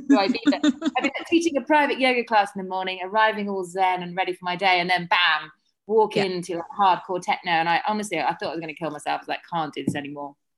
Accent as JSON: {"language": "English", "area": "Surrey", "region": "South East England", "country": "United Kingdom", "also_born_or_lived": "London", "moved": "as an adult", "lives_now": "Ibiza, Spain", "said": "I'm from Surrey originally"}